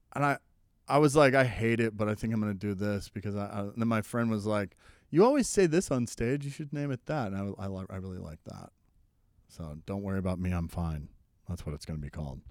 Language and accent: English; Oklahoma, United States; I'm from Oklahoma